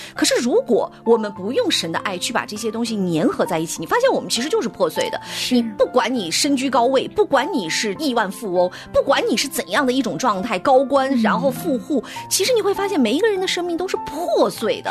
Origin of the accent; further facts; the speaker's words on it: northern China, China; 我的家乡其实是北方的城市，所以是它其实是不太下雨的